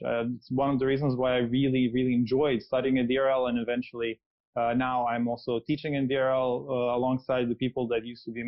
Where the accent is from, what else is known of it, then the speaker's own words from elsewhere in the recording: Serbia; moved away as an adult; also born or lived in London, United Kingdom; I'm originally from Serbia. I finished my undergrad and my first master's course in Belgrade